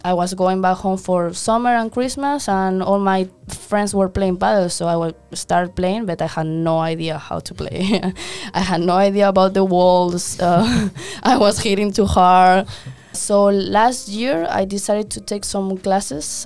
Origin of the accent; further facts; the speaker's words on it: Madrid, Community of Madrid, Spain; moved away as an adult; also born or lived in New York / Memphis; now in San Diego, United States; I'm from Spain, Madrid